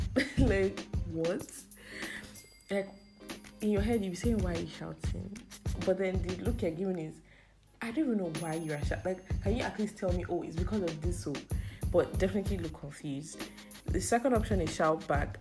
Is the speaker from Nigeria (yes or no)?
yes; Nigeria; being a Nigerian